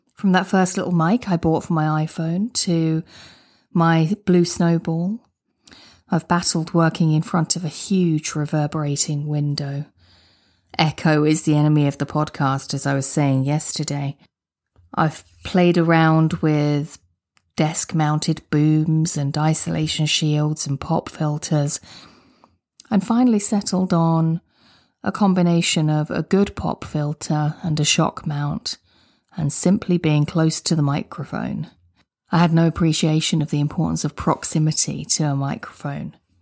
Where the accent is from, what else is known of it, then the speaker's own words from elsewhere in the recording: United Kingdom; I'm a Brit. I say garage, not garage.